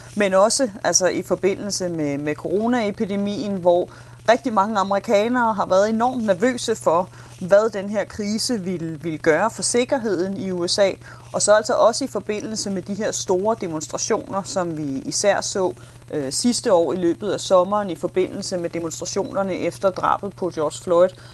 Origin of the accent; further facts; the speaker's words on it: Denmark; now in Nashville, United States; som dansker i, øh, i U S